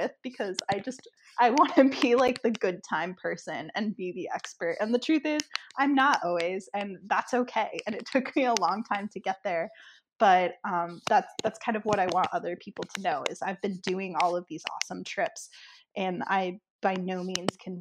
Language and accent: English; Nebraska, United States; I grew up in Nebraska, so it's a small town, and I grew up on a farm